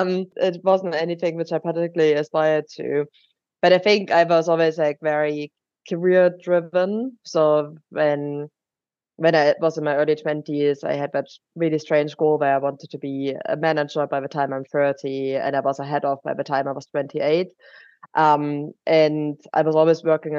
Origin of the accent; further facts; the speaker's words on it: Germany; accent: German; English is a second language; moved away as an adult; now in United Kingdom; we're both originally from Germany, which is where my accent is coming from